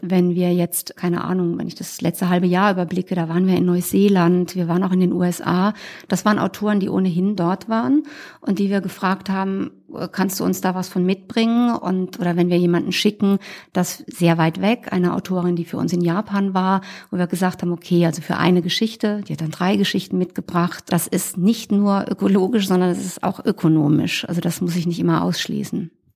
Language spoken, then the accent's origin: German; Rhineland-Palatinate, Germany; moved away; Ich reise in die Pfalz, wo ich herkomme